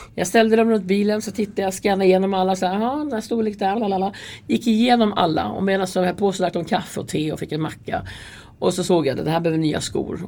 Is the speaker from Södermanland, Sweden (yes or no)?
no; Färila, Gävleborg County, Sweden; moved away as an adult; also born or lived in Stockholm; jag kommer ifrån Hälsingland, från Färila. Jag är uppvuxen där eh, till jag var 18 och sen flyttade jag då till Stockholm till min pappa.